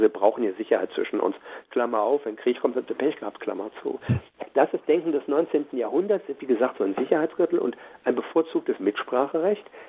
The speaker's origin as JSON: {"language": "German", "country": "Germany"}